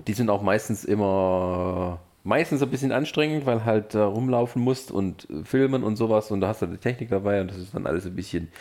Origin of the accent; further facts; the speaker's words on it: near Stuttgart, Baden-Württemberg, Germany; now in Leipzig, Germany; ich komme aus der Nähe von Stuttgart, meine ja. Familie wohnt